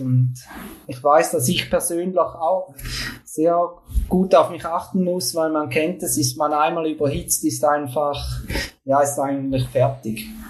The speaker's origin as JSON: {"language": "German", "country": "Switzerland", "said": "bei uns in der Schweiz"}